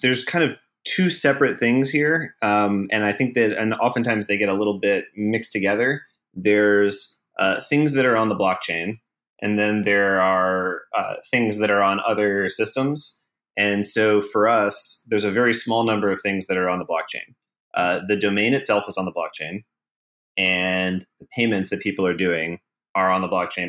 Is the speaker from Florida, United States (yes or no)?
no; Atlanta, Georgia, United States; moved away as an adult; now in San Francisco, United States; I'm from Atlanta. I moved to San Francisco about six and a half years ago